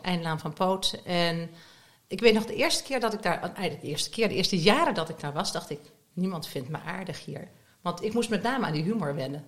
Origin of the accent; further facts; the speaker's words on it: Nijmegen, Gelderland, Netherlands; moved away as an adult; also born or lived in Southern France; now in The Hague, Netherlands; Ik ben opgegroeid het grootste deel van mijn leven in Nijmegen